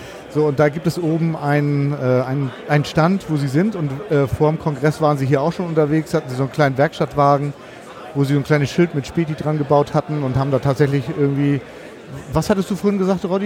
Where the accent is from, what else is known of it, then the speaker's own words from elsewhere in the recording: Hamburg, Germany; Ich komme ja selber aus, ich komme aus Hamburg.